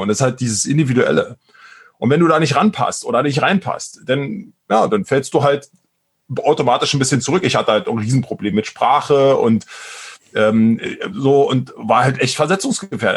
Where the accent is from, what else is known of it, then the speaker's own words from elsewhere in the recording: Brandenburg, Germany; accent: Berlin dialect; now in Berlin, Germany; aber tatsächlich bin ich eigentlich gebürtiger Brandenburger, bin also eigentlich ein Landei äh, im Osten äh, aufgewachsen und dann äh, aber jetzt schon seit 20 Jahren in Berlin.